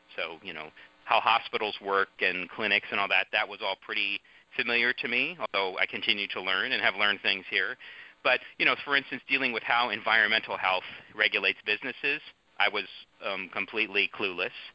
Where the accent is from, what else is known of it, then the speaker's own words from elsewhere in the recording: San Mateo County, California, United States; moved away as an adult; I grew up in San Mateo County, and so for me this was home